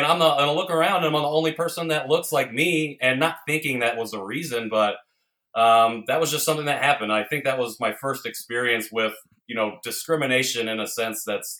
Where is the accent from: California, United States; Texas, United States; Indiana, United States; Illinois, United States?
Indiana, United States; moved away; also born or lived in Seoul, South Korea / Chicago; I grew up in a very small, conservative, predominantly white town in Indiana